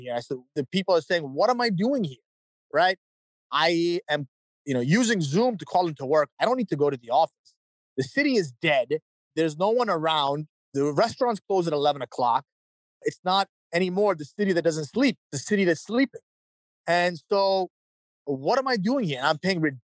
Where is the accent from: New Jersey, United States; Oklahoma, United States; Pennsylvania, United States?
New Jersey, United States; Princeton; moved away as an adult; also born or lived in New York; now in Manhattan, United States; I was born in New York. I grew up the majority of my life an hour away in Princeton, New Jersey.